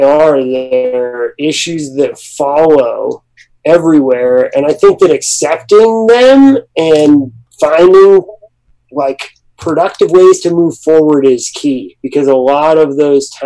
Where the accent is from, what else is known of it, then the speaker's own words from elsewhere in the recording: Breckenridge, Colorado, United States; moved away as an adult; also born or lived in Boston / Alaska; now in Los Angeles, United States; I grew up in Breckenridge, Colorado